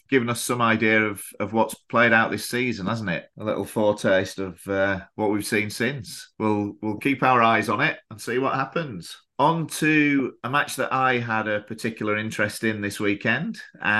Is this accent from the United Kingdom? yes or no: yes; Kendal, North West England, United Kingdom; now in Thailand; my hometown